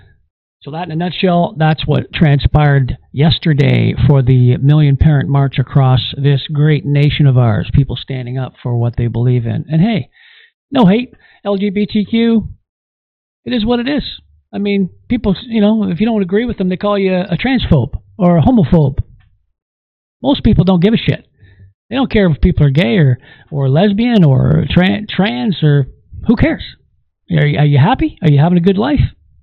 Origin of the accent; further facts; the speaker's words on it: Canada; as a Canadian